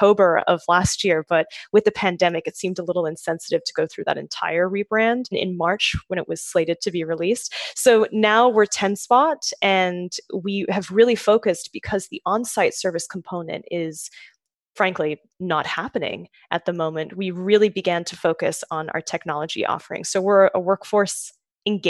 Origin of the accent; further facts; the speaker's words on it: Sydney, New South Wales, Australia; now in New York, United States; I'm from Sydney, so close, just a short plane ride away from Melbourne. But yes, so from Australia originally, I moved to the US when I was